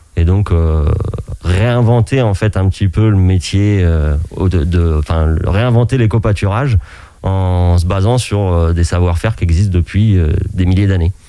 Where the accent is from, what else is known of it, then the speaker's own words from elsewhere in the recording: Anjou, Pays de la Loire, France; moved away as an adult; also born or lived in Alps; revenir euh, dans mon pays natal, donc l'Anjou